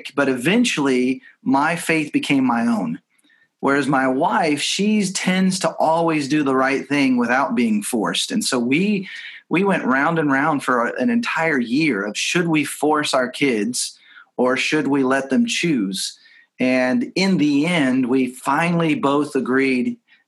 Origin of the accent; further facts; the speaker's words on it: Texas, United States; moved away as an adult; also born or lived in Seattle / Los Angeles; both growing up in Texas